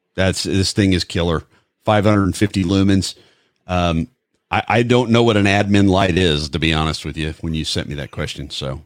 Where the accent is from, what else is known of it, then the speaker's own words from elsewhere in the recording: Midwest, United States; I'm from the Midwest